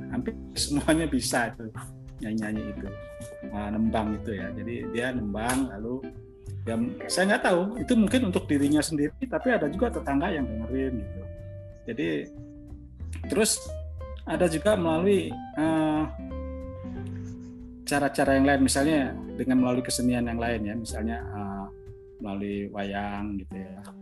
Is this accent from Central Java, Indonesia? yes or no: yes; Central Java, Indonesia; Misalnya melalui kesenian di daerah Jawa Tengah sana Pak, di daerah saya dulu orang itu bisa belajar mengenai perilaku yang baik